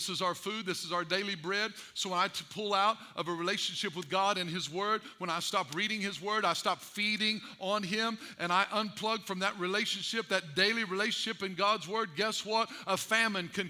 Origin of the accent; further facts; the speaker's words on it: Albion, Illinois, United States; I was raised in Edwards County, Albion, Illinois, and we loved us some pigs in Albion